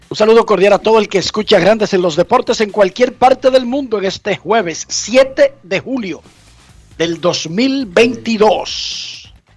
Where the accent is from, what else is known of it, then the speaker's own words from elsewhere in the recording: Dominican Republic; now in United States; Soy dominicano y soy estadounidense